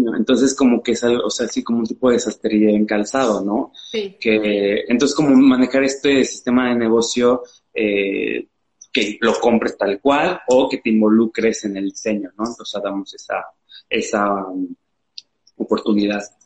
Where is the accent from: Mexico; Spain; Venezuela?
Mexico; Xalapa, Veracruz; moved away as an adult; yo soy de Jalapa, de Veracruz